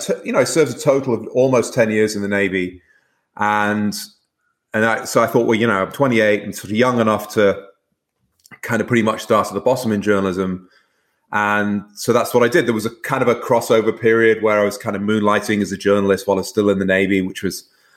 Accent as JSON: {"language": "English", "town": "Manchester", "region": "North West England", "country": "United Kingdom", "tie": "born or raised there", "said": "And I grew up mostly in Manchester, the northwest of England, kind of a grim industrial city far away from the sea."}